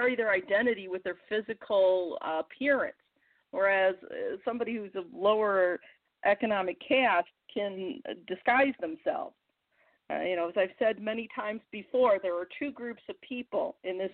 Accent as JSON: {"language": "English", "region": "Missouri", "country": "United States", "said": "my home state of Missouri is like 95% white."}